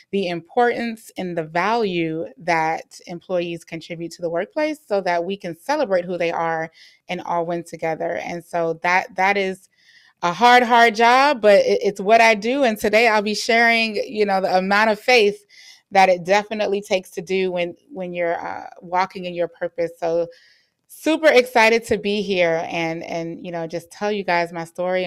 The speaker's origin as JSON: {"language": "English", "region": "Florida", "country": "United States", "said": "I am from Florida"}